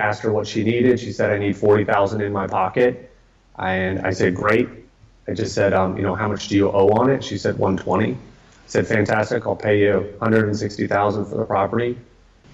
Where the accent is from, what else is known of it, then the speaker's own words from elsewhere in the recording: Atlanta, Georgia, United States; now in Austin, United States; I grew up in Atlanta